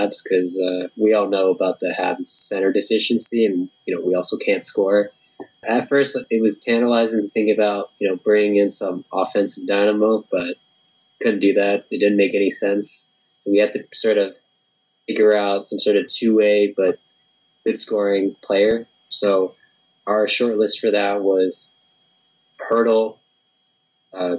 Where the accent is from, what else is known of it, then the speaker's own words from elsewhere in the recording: New Jersey, United States; also born or lived in Montreal, Quebec, Canada; I'm a Canadian American, born in Montreal, sort of raised in Jersey in my formative years.